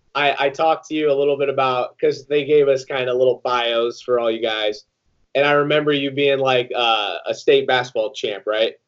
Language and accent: English; Iowa, United States; I didn't go to Iowa, but I'm from Iowa.